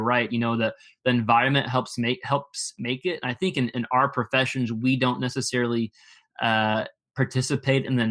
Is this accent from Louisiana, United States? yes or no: no; Texas, United States; growing up in Texas